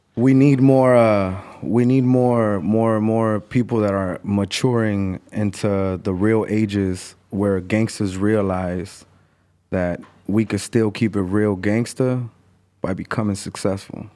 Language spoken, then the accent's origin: English; Mexico City, Mexico; now in Los Angeles, United States; I remember being in Mexico and selling newspaper 'cause that's where I was born